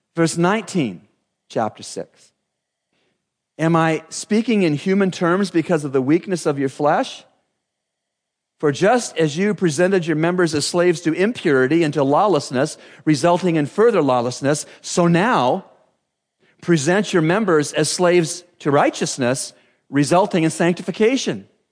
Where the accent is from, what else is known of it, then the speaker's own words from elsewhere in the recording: Canada; growing up in Canada, uh, my best friend, John Anderson, lived out every Canadian